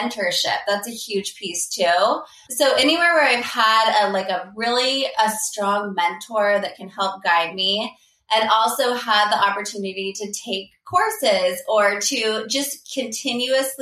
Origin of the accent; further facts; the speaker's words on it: Palo Alto, California, United States; moved away as an adult; also born or lived in Princeton, New Jersey; I grew up in Palo Alto, California, which is now the heart of Silicon Valley